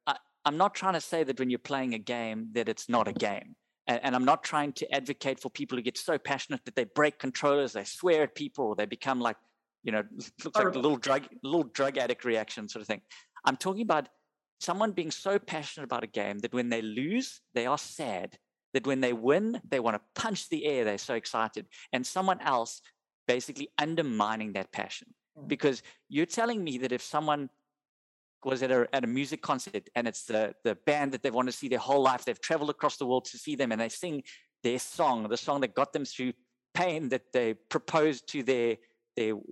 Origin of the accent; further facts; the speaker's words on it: South Africa; we're South African and it's part of our culture